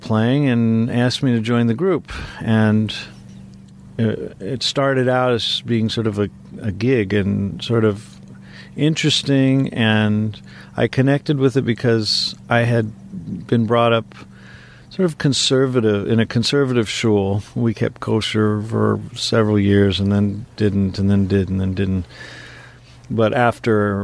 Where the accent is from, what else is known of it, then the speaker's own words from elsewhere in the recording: Seattle, Washington, United States; I grew up playing violin in Seattle